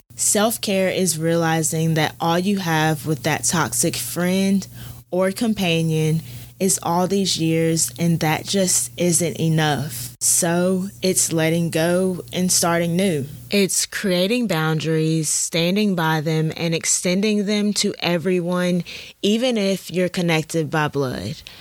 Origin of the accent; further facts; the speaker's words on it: Auburn, Alabama, United States; I'm from Auburn, Alabama